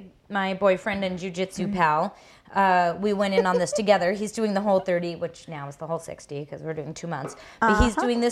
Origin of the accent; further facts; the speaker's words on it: Brush Prairie, Washington, United States; I was born in Brush Prairie